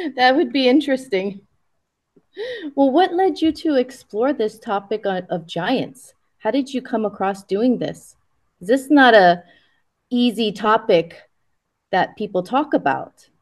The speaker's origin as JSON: {"language": "English", "region": "Hawaii", "country": "United States", "tie": "born or raised there", "also_born_or_lived": "Japan / US mainland", "said": "I was born in Japan and raised in Hawaii"}